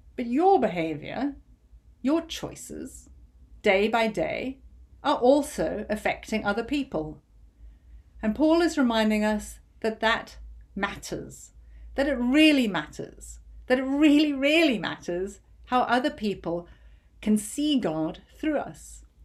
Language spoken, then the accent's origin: English; United Kingdom; as a Brit